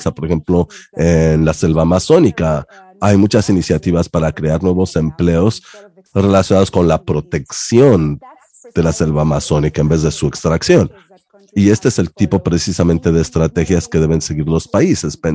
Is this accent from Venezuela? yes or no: no; Mexico; now in United Kingdom; soy mexicana. Estoy radicando en Reino Unido, pero soy mexicana.